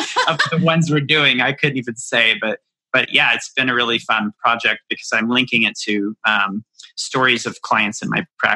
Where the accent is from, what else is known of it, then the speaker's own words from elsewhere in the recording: Appalachia, United States; I grew up in Appalachia.